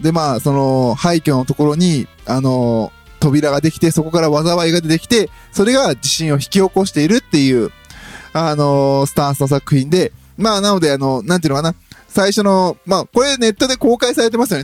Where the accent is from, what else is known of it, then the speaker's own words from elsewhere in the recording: Osaka, Japan; 私はやっぱりね、大阪出身